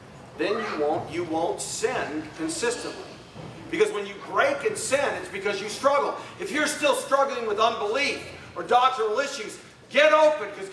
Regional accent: Arizona, United States; I'm from Arizona

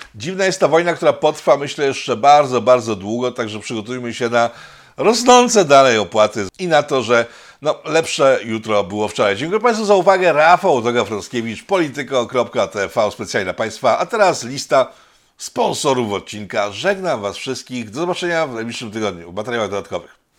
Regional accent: Poland; my jesteśmy Polakami, a nie jesteśmy z Rosji

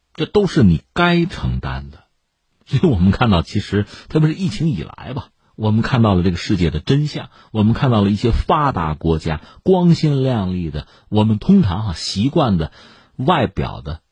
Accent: China; 作为一个中国人

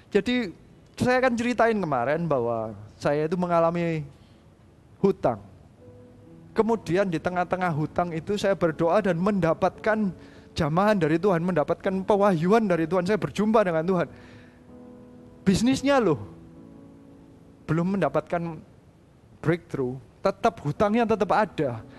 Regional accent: Surabaya, East Java, Indonesia; saya ini orang Indonesia, saya lahir di Surabaya, didikan Surabaya kayak gitu ya.

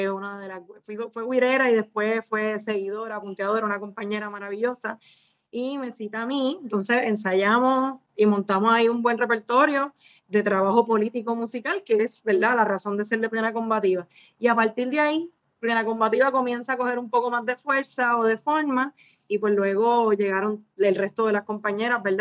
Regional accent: Río Grande, Puerto Rico; yo soy punteadora, soy de Río Grande

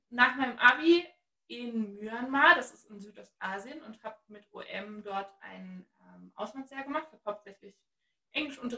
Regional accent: Halle, Saxony-Anhalt, Germany; Ich bin richtig gebürtiger Ossi. Ähm, ich komme aus Halle an der Saale

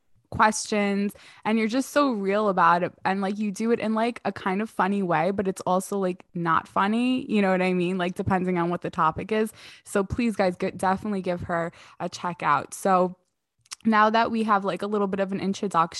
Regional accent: New York City, New York, United States; I grew up in New York, I grew up in Queens

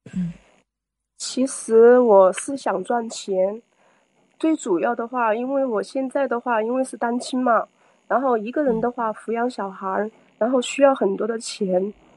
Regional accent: Chongqing, China; 我来自三城重庆

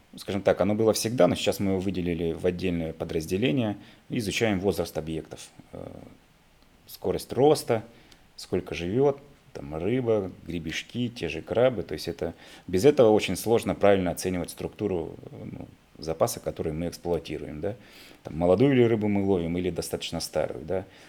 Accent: Irkutsk, Irkutsk Oblast, Russia; moved away as an adult; now in Vladivostok, Russia; я сам такой, приехал из Сибири, из города Иркутска

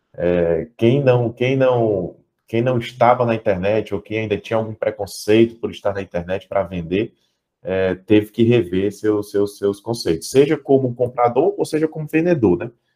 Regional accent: Fortaleza, Ceará, Brazil; also born or lived in Portugal; eu sou aqui de Fortaleza, né? Estou aqui em Fortaleza

